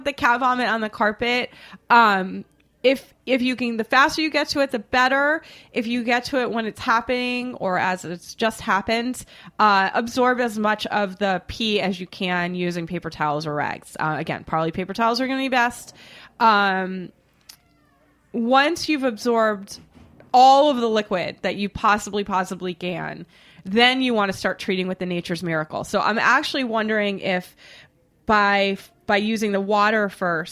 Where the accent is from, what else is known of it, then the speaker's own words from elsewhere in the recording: Boston, Massachusetts, United States; I'm from Boston